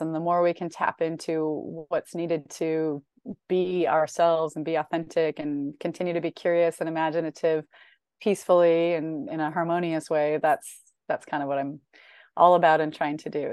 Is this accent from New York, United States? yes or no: no; Northern Illinois, United States; I grew up in Northern Illinois